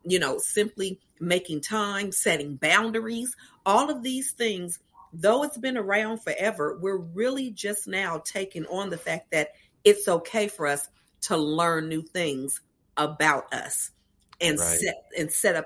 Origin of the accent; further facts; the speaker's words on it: Los Angeles, California, United States; I am from Los Angeles, California, born and raised, still there today, hanging out in sunny LA.